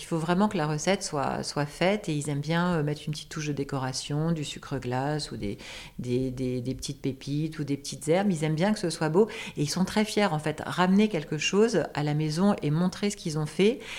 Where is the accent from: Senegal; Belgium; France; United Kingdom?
France; Alsace, Grand Est; moved away as an adult; also born or lived in Strasbourg / Quebec; now in Paris, France; Alors, je suis alsacienne. Pour moi, c'est très important parce que j'ai été élevée à la campagne